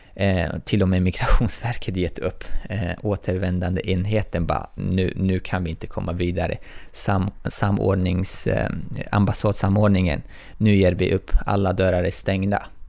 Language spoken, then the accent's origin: Swedish; Tajikistan; now in Sweden; jag är tajik, men jag anses inte vara tajiks medborgare